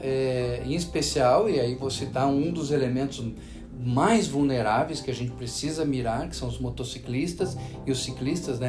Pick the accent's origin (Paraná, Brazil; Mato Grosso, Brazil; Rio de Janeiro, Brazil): Paraná, Brazil; moved away; estar aqui no estado do Paraná, estado onde eu nasci